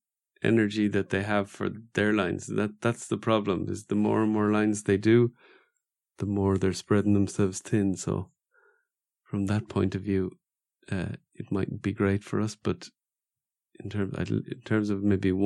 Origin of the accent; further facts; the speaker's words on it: Ireland; I'm from Ireland.